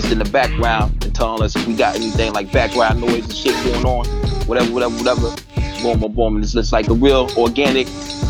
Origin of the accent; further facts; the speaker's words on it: St. Louis, Missouri, United States; I was raised in St. Louis, son.